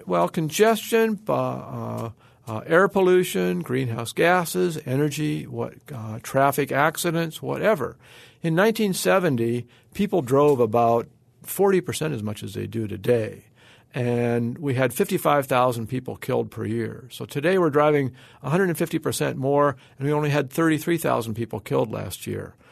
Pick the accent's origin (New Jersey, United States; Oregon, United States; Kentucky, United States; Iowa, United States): Oregon, United States; My home state of Oregon